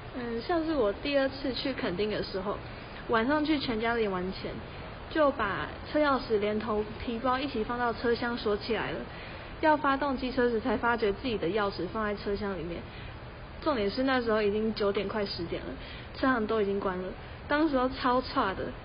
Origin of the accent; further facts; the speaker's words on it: Taoyuan, Taiwan; moved away as an adult; now in Pingtung, Taiwan; 我其实是土生土长的桃园人